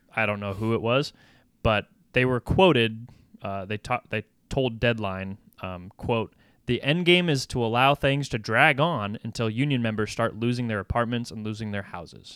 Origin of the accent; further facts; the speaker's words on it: United States; I'm an American